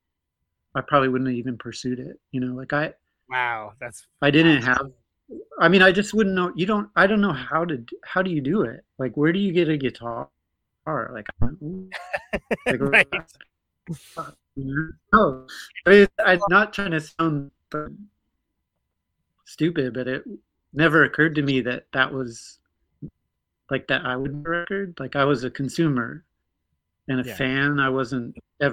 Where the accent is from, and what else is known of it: North Dakota, United States